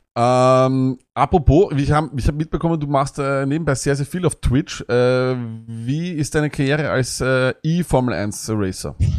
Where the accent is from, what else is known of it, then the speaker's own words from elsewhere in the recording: Austria; bei uns in Österreich